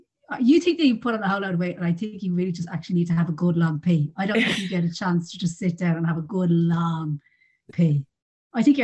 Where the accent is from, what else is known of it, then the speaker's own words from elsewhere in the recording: Ireland; we're the Irish family